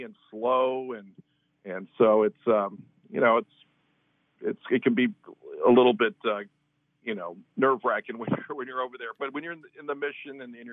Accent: Palm Beach Gardens, Florida, United States; I'm actually a Floridian. I'm actually from Palm Beach Gardens, grew up here

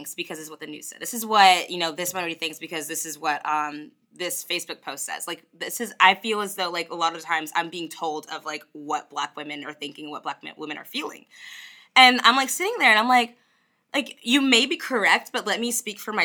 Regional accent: United States; I'm just from America

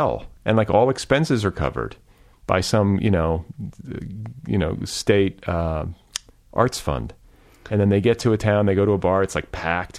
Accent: Midwest, United States; That was sort of the blessing of growing up in the Midwest.

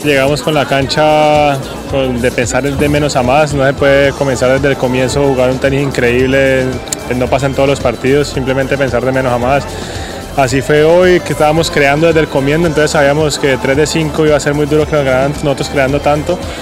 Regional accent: Colombia

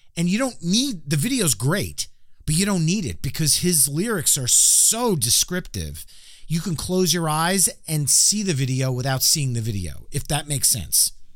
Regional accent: New Jersey, United States; I'm from New Jersey

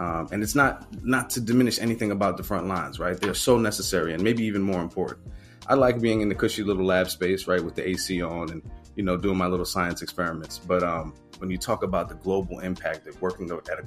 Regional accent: New York City, New York, United States; I grew up in Baychester

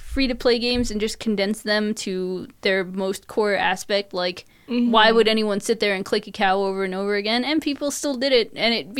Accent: Long Island, New York, United States; moved away; New York. Long Island.

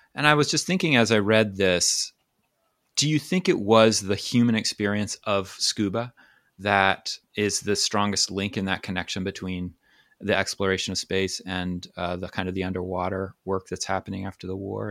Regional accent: Maine, United States; I grew up on the coast of Maine

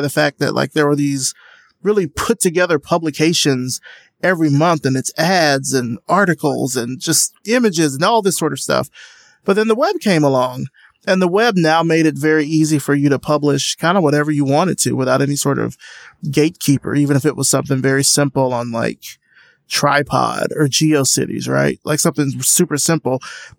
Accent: Deep South, United States; I grew up in the Deep South

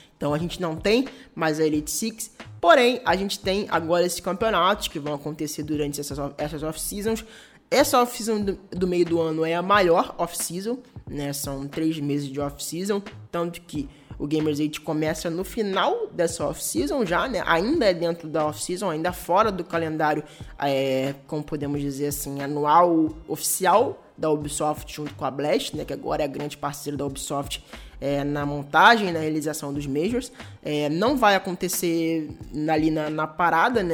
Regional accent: Brazil; como brasileiro

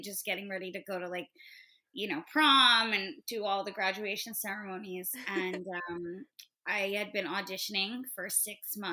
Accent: Great Neck, New York, United States; moved away as an adult; now in Los Angeles, United States; an alternative high school in my hometown of Great Neck.

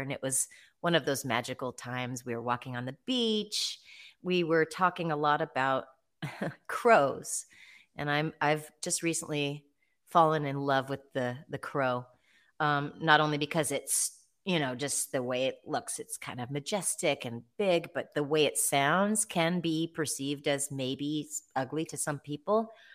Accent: Eugene, Oregon, United States; my hometown of Eugene, Oregon

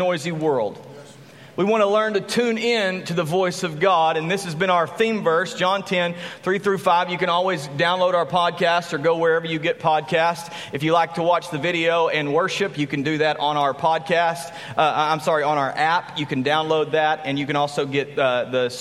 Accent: Graham, Texas, United States; also born or lived in San Angelo, Texas; I grew up in Graham, Texas, and then we moved to San Angelo, Texas

